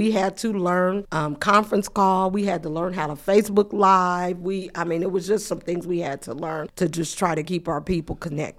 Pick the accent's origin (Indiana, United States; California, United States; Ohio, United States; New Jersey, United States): Indiana, United States; Muncie; I am from Muncie. I'm a Muncie resident, born and raised in Muncie. I've graduated from Muncie Community Schools. I'm just a product of Muncie. My parents are here. They're still here.